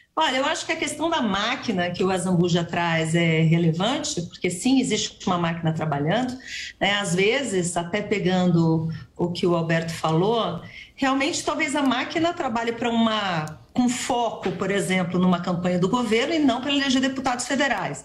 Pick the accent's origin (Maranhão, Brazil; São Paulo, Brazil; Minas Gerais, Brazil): São Paulo, Brazil; eu sou paulistano eu sou da cidade de São Paulo